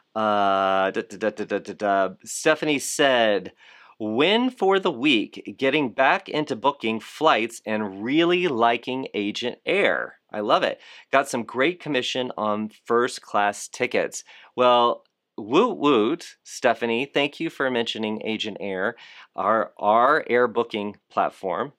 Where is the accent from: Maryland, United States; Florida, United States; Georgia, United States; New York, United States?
Florida, United States; Fort Lauderdale; I am from Fort Lauderdale